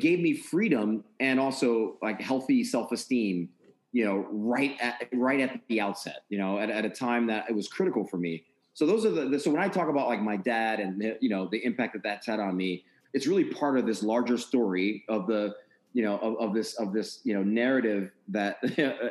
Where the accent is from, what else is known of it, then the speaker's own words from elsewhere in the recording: New York area, United States; moved away as an adult; now in Maryland, United States; I'm from the New York area.